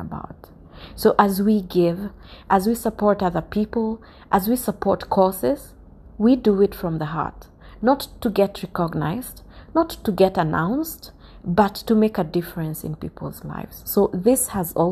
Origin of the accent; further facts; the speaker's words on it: Kenya; Kenya, my home country